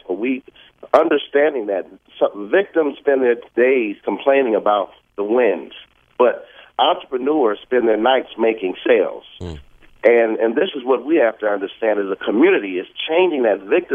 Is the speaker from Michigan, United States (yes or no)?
yes; Detroit, Michigan, United States; my mayor of my hometown, Detroit, Mayor Duggan